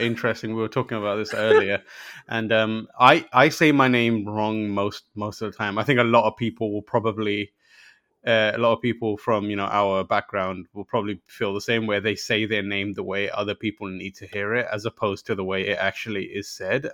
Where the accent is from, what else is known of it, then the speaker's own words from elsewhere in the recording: London, United Kingdom; also born or lived in Pakistan; So I was born in Pakistan, and, and then I moved to London when I was very young